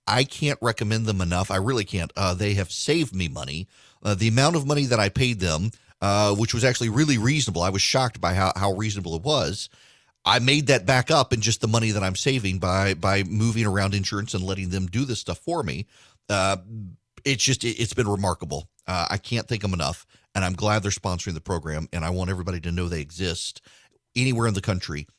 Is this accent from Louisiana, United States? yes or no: yes; South Louisiana, United States; now in Macon, United States; I grew up in South Louisiana